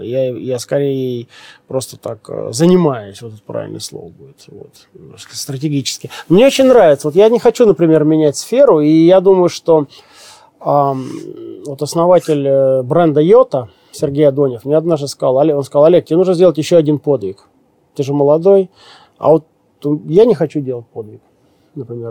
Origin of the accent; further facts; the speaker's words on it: Siberia, Russia; Я тоже сибиряк